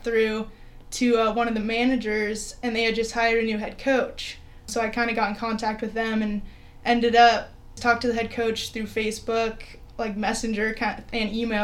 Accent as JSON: {"language": "English", "town": "Napa", "region": "California", "country": "United States", "tie": "born or raised there", "moved": "yes", "said": "I grew up in Napa, so grew up in the Bay Area"}